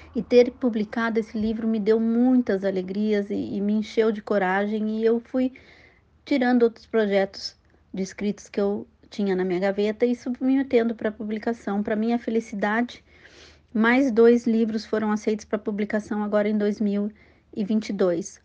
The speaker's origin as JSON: {"language": "Portuguese", "town": "Pelotas", "region": "Rio Grande do Sul", "country": "Brazil", "also_born_or_lived": "United States", "moved": "as an adult", "lives_now": "Piracicaba, Brazil", "said": "médica pelotense"}